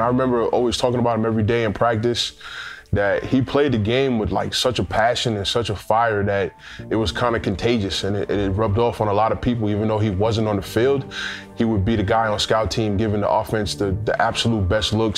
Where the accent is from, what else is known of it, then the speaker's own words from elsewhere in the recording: New York City, New York, United States; I'm originally from Queens, New York, uh, born and raised